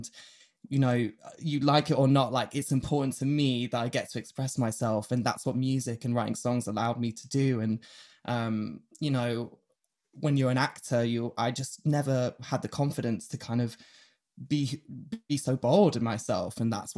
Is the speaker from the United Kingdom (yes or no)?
yes; Yorkshire and the Humber, United Kingdom; born there; I was born, you know, I'm going to take you right back to the start. I was born in Yorkshire.